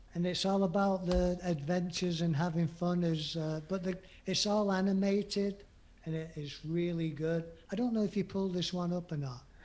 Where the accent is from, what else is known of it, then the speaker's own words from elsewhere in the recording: England, United Kingdom; being English